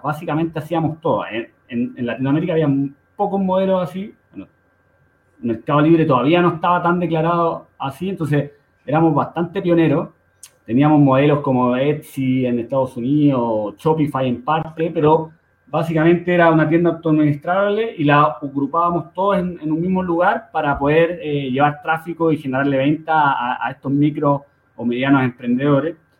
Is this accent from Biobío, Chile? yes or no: no; Santiago, Santiago Metropolitan Region, Chile; yo nací en, en, en Conchalí, en, la comunidad de Santiago, al norte, el norte de Santiago, y ahí me crié